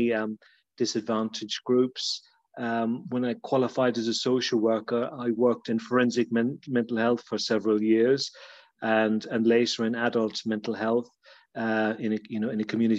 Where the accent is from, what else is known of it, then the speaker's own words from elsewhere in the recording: Ballymote, Connacht, Ireland; accent: Irish; moved away as an adult; also born or lived in Tubbercurry; now in Kent, United Kingdom; I was born in Ballymote in County Sligo. I went to school in Tubbercurry.